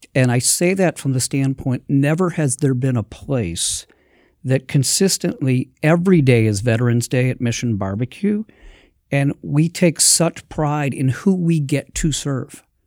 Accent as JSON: {"language": "English", "town": "Milwaukee", "region": "Wisconsin", "country": "United States", "tie": "born or raised there", "said": "being born and raised in Milwaukee"}